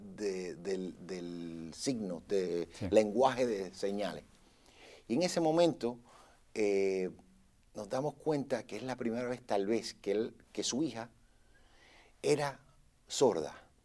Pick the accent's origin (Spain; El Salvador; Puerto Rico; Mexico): Puerto Rico; now in Los Angeles, United States; yo soy nacido en Puerto Rico, mi pasaporte dice Puerto Rico, USA. Pero yo vivo en Los Ángeles, en California